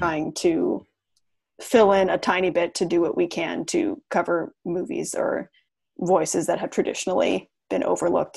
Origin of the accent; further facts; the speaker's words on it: Portland, Maine, United States; I'm from Portland, Maine